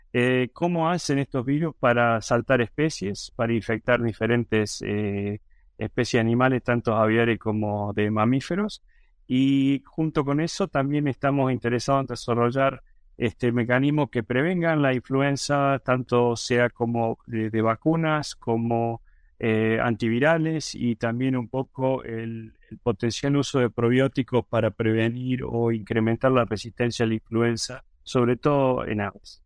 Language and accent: Spanish; Córdoba, Argentina; moved away as an adult; now in United States; soy originalmente de Argentina, de la ciudad de Córdoba, en la provincia de Córdoba, en Argentina